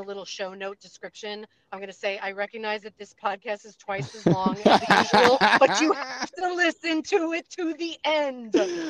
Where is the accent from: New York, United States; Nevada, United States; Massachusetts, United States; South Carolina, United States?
New York, United States; New York City; moved away; I'm from like near Sheepshead Bay.